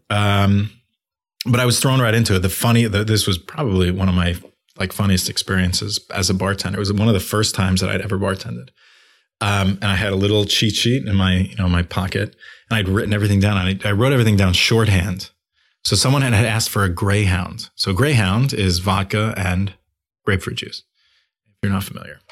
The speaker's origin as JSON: {"language": "English", "area": "Long Island, Five Towns", "region": "New York", "country": "United States", "tie": "born or raised there", "moved": "as an adult", "said": "I grew up in Long Island."}